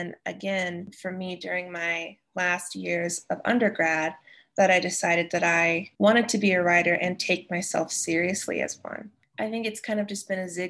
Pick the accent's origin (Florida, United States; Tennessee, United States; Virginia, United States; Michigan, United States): Tennessee, United States; East; moved away as an adult; now in Wyoming, United States; I'm from East Tennessee originally